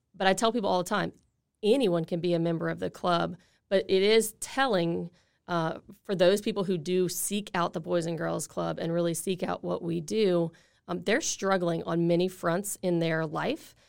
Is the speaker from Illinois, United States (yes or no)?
no; Lafayette, Louisiana, United States; I grew up in Lafayette